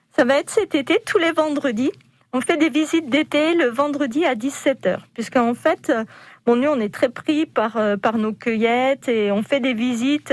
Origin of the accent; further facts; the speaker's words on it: Dijon, Bourgogne-Franche-Comté, France; Moi, je me sens bourguignonne avant tout. Avant d'être française, je suis bourguignonne. Je suis jeunesse, je suis née à Dijon